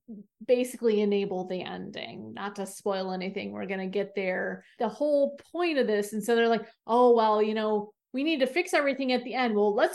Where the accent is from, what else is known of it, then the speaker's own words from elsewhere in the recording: Michigan, United States; moved away as an adult; also born or lived in Canada / Washington, D.C.; now in Texas, United States; I was born in Canada, and we've made the trip back and forth to Michigan and Canada many times.